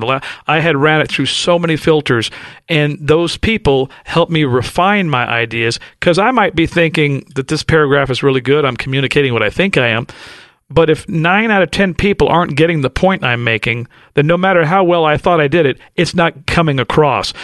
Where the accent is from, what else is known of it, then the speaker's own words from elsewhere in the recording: Los Angeles, California, United States; And I grew up in South Central L A. I grew up straight out of Compton